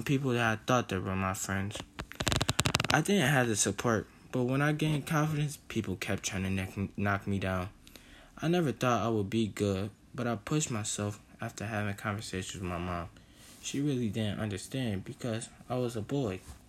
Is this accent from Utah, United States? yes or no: no; Buffalo, New York, United States; growing up in Buffalo, New York